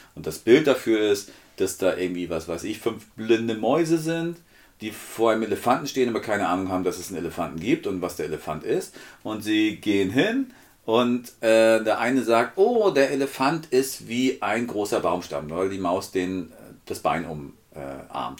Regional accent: Northern Germany, Germany; wo ich herkomme

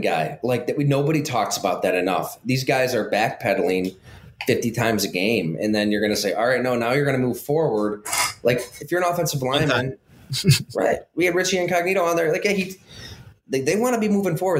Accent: Ellicottville, New York, United States; went to high school at Ellicottville

